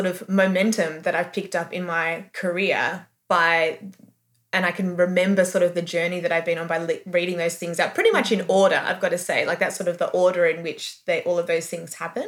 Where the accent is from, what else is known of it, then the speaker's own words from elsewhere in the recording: Melbourne, Victoria, Australia; I grew up in Melbourne